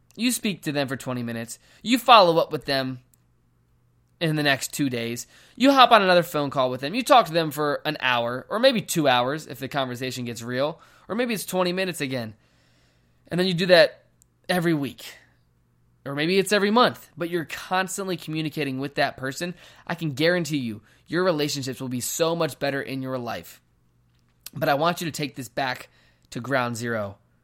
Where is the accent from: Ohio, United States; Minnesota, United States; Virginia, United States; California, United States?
Virginia, United States; moved away as an adult; now in Phoenix, United States; I am from Virginia. I moved here to Phoenix, Arizona about ten months ago